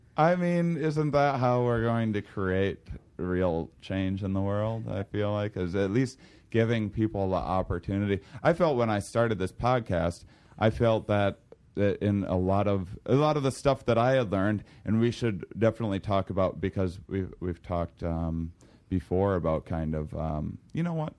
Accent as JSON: {"language": "English", "town": "La Crosse", "region": "Wisconsin", "country": "United States", "tie": "born or raised there", "said": "I applied for this, um, U W lacrosse in my hometown"}